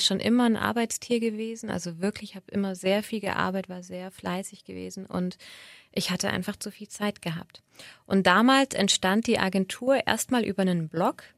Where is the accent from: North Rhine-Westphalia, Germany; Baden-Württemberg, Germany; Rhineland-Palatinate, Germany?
Baden-Württemberg, Germany; Böblingen; moved away as an adult; also born or lived in Sindelfingen / Altdorf / Berlin / Munich; now in Stuttgart, Germany; komme aber gebürtig aus dem Schwabenländle und bin in Böbling groß geworden